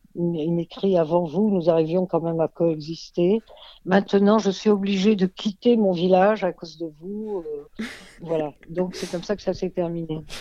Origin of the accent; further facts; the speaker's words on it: Egypt; moved away; je suis née en Égypte